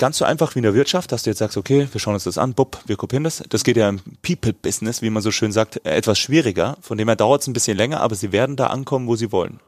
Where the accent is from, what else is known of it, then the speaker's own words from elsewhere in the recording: Bavaria, Germany; wie man bei uns in Bayern sagt